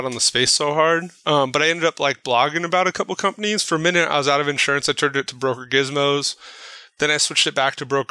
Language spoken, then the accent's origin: English; Placentia, California, United States; I grew up in Placentia, which is kind of blue collar town next to Yorba Linda